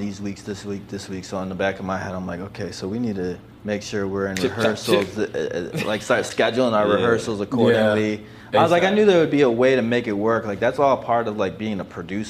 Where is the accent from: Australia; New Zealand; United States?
United States; Detroit, Michigan; I'm from Detroit